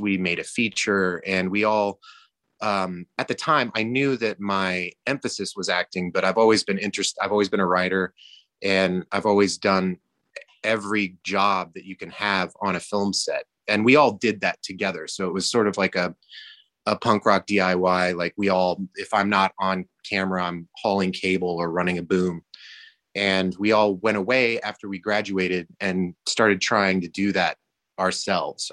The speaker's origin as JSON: {"language": "English", "region": "Georgia", "country": "United States", "tie": "born or raised there", "said": "I grew up in Georgia"}